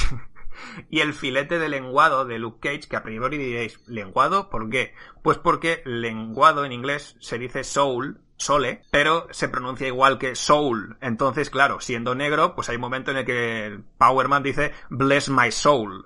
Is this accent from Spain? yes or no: yes; Basque Country, Spain; nosotros, siendo, vasco, tenemos a un carbonero borracho